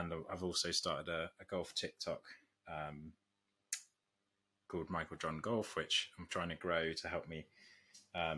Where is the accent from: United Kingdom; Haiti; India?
United Kingdom; Nottinghamshire, East Midlands; moved away as an adult; now in London, United Kingdom; I'm originally from Nottinghamshire